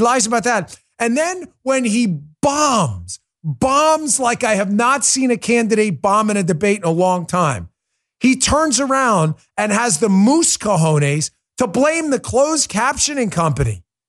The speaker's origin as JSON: {"language": "English", "region": "New York", "country": "United States", "tie": "born or raised there", "moved": "yes", "said": "New York, listen, you're my home state for a long time. I grew up in New York."}